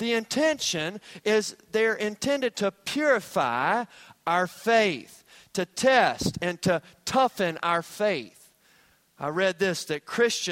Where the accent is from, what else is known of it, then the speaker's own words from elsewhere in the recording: Hampton Roads, Virginia, United States; I grew up in the Hampton Roads area